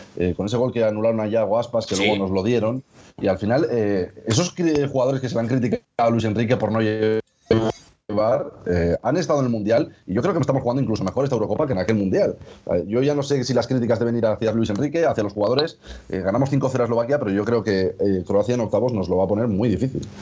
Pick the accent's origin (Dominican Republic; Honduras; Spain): Spain; Bilbao, Basque Country; Yo soy de Bilbao